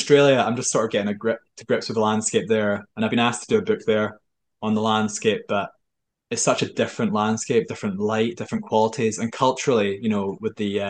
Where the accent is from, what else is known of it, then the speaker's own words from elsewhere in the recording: Germany; born there; So just for some background, I was born in Germany on a military base. My father was a soldier. I'm from a long line of soldiers.